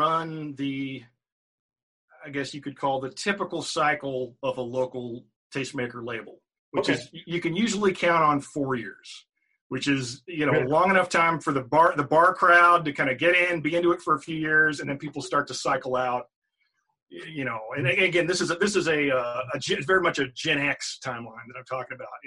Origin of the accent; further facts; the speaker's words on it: Virginia, United States; moved away as an adult; also born or lived in San Francisco Bay Area; now in Richmond, United States; moved back to Richmond, Virginia, which is, you know, my home state.